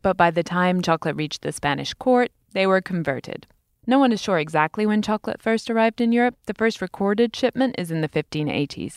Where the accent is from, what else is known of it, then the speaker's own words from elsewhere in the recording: United Kingdom; As a Brit